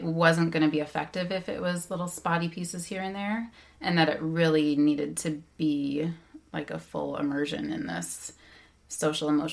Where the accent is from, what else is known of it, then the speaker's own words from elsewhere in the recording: Bay Area, California, United States; I grew up in the Bay Area